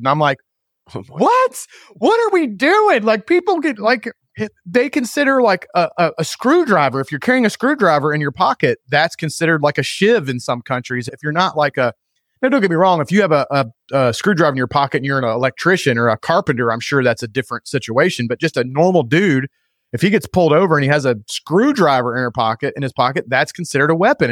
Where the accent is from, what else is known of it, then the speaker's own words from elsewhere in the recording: United States; being an American now